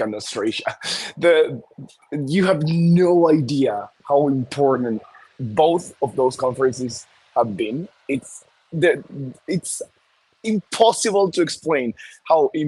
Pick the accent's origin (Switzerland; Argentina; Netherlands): Argentina; moved away; I was from Argentina